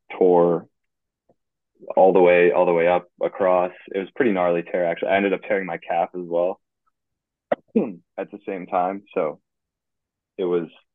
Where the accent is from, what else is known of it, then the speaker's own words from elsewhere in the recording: Guilderland, New York, United States; I'm from Guilderland, New York